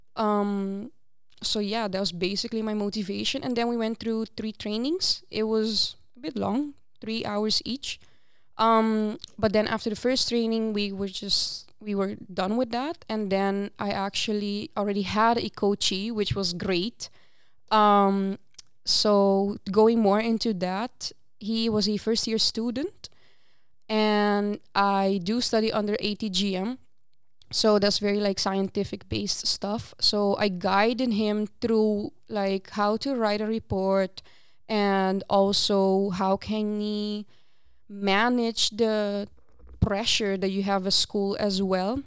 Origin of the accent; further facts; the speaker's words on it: Aruba; first language Papiamento; English is a second language; moved away as an adult; now in Netherlands; I actually was born and raised in Aruba, and I moved here to the Netherlands about six years ago